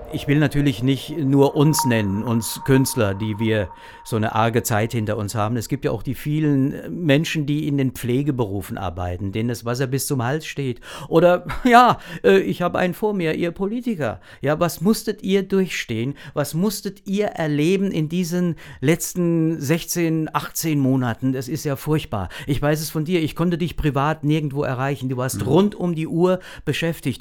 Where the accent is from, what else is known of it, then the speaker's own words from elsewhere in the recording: our district near Klingenburg, Lower Franconia, Bavaria, Germany; ich selbst ja auch aus einer Heimschneiderfamilie komme